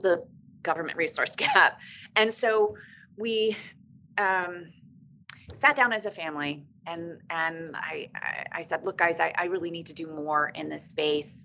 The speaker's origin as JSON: {"language": "English", "town": "Virginia Beach", "region": "Virginia", "country": "United States", "tie": "born or raised there", "also_born_or_lived": "Hawaii / Norfolk, Virginia", "said": "I grew up in Virginia Beach and was living back at Norfolk after I returned from Hawaii."}